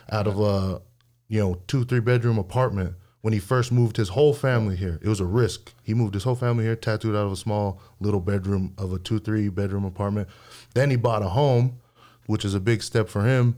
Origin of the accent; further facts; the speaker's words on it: Hawaii, United States; I grew up in Hawaii